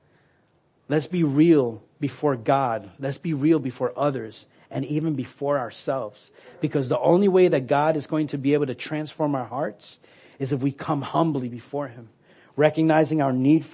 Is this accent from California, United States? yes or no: no; New York, United States; moved away; I'm from New York. I say awe